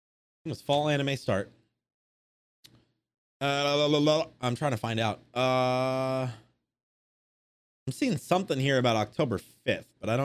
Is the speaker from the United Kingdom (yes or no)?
yes; England, United Kingdom; even though I'm fucking English.